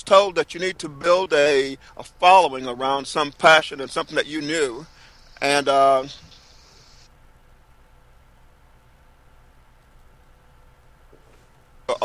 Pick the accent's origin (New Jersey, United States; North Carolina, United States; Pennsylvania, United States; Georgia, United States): North Carolina, United States; Fairmont; my hometown of Fairmont, North Carolina